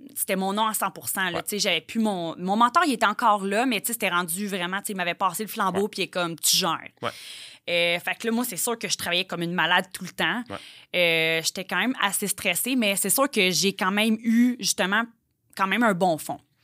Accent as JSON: {"language": "French", "town": "Joliette", "region": "Quebec", "country": "Canada", "said": "je viens de Joliette. Ouais. Je suis une petite fille de campagne."}